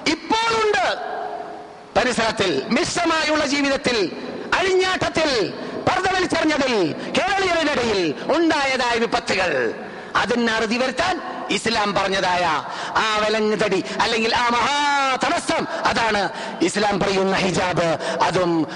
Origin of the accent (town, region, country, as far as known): Kerala, India; moved away as an adult; now in Medina, Saudi Arabia